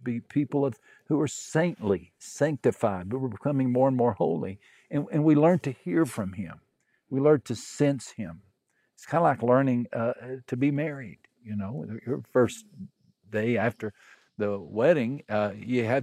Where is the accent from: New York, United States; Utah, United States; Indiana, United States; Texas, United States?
Texas, United States; West; moved away as an adult; also born or lived in Brazil; I grew up in West Texas